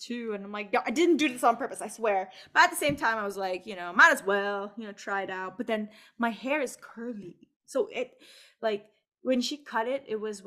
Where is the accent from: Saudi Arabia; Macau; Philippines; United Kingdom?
Macau; born or raised there